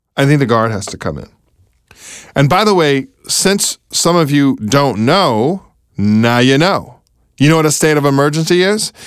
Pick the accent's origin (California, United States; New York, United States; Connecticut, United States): California, United States; now in Baltimore, United States; my home state of California